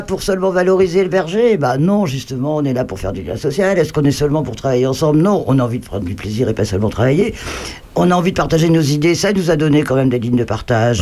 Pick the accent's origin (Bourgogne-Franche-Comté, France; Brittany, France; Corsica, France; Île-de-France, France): Bourgogne-Franche-Comté, France; Grandchamp; also born or lived in Malicorne; je suis née à Grandchamp, je sais même dans quelle maison